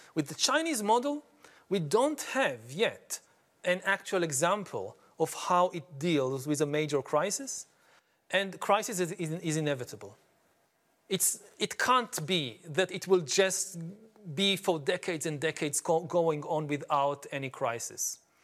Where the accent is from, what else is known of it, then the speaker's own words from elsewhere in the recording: Israel; I come from Israel